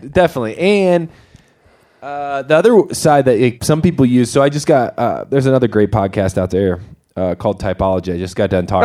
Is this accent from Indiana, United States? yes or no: yes; Winona Lake, Indiana, United States; moved away as an adult; now in Golden, Colorado, United States; I grew up in Indiana, northern Indiana, a place called Winona Lake.